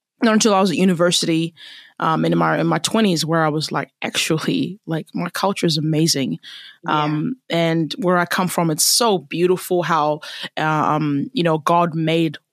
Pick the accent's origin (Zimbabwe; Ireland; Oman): Zimbabwe; now in New Zealand; I am a Zimbabwean and I love my country and I love my culture